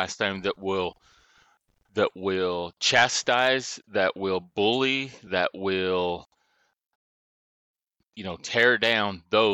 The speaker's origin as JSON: {"language": "English", "country": "United States", "said": "we as American people"}